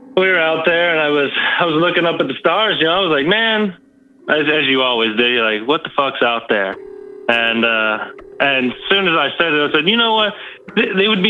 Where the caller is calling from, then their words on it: North Carolina, United States; I'm calling from good old North Kakalaki